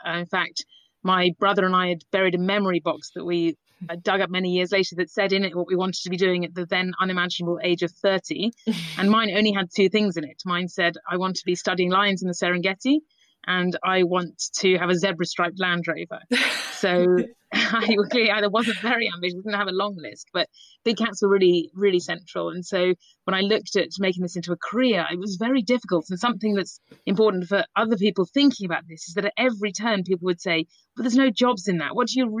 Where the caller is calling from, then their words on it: Islip, South East England, United Kingdom; At the moment, I am sheltering under my daughter's bunk bed in Islip, just outside Oxfordshire, trying to hide away from my children during lockdown.